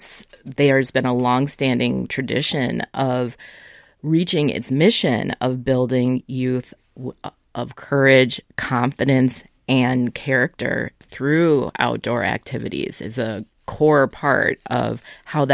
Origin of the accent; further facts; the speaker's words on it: Minnesota, United States; growing up in Minnesota, we often would spend time on the North Shore